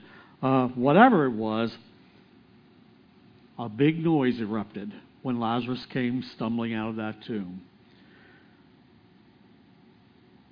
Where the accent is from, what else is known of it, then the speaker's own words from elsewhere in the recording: Lititz, Pennsylvania, United States; I grew up just outside of Lititz